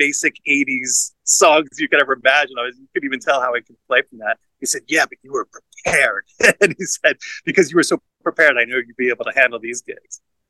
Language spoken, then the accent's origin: English; Long Island, New York, United States; moved away as an adult; also born or lived in Philadelphia; I grew up in Long Island in New York